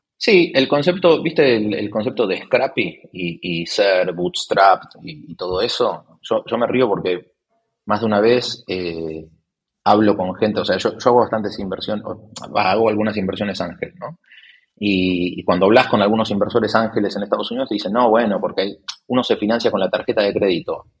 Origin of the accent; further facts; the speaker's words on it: Argentina; also born or lived in Spain; now in Buenos Aires, Argentina; soy argentino